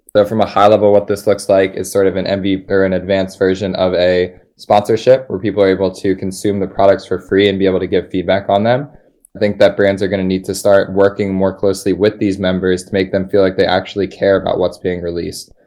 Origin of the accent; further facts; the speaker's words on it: Philadelphia, Pennsylvania, United States; moved away as an adult; also born or lived in Colorado; I'm from Philadelphia